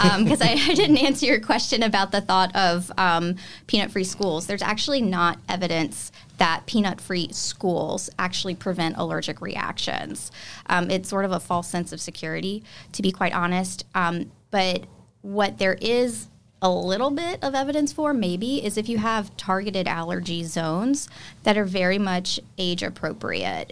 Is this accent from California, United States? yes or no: no; South Louisiana, United States; moved away as an adult; also born or lived in Cleveland, Ohio / Nashville, Tennessee; Louisiana girl, born and raised in South Louisiana